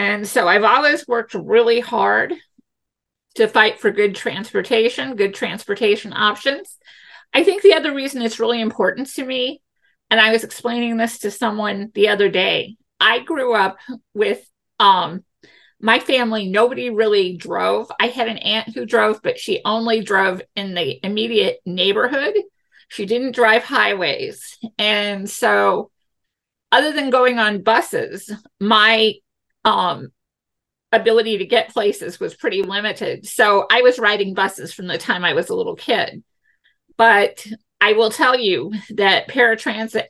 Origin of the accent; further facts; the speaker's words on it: St. Louis, Missouri, United States; we all say we're from St. Louis